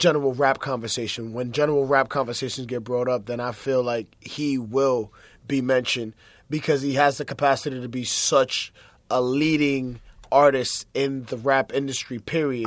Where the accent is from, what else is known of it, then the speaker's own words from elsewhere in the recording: East Coast, United States; born and raised on the East Coast